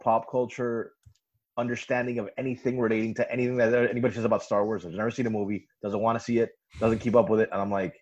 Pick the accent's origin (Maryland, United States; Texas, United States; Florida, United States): Florida, United States; Miami; I'm from Miami, Florida. I lived here most of my life.